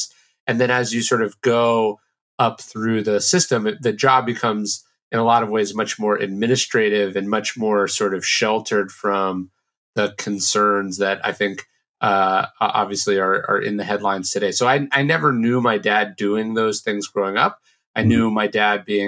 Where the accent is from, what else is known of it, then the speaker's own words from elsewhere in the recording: Sacramento, California, United States; I grew up in Sacramento, which is a pretty conservative